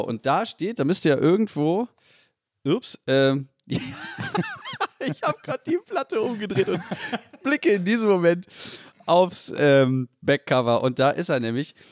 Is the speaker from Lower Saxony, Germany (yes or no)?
yes; Salzgitter, Lower Saxony, Germany; in Salzgitter Bad geboren worden im Elisabeth Elisabeth Krankenhaus, genau wie ich